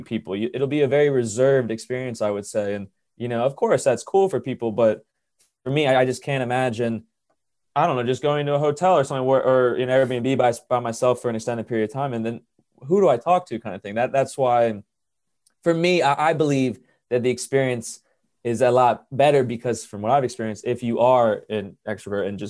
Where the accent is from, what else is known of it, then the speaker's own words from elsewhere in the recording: Maryland, United States; moved away; I'm from Maryland, you know, it's not a big state